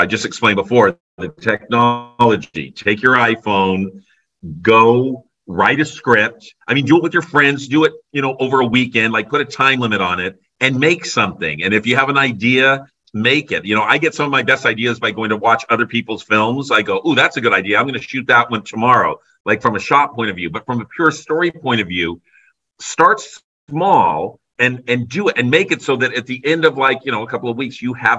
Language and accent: English; Burbank, California, United States; I grew up in Burbank, so over the hill was Hollywood